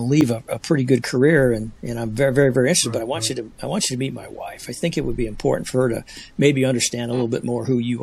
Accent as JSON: {"language": "English", "town": "Pontiac", "region": "Illinois", "country": "United States", "lives_now": "Bloomington, United States", "said": "I'm from Pontiac"}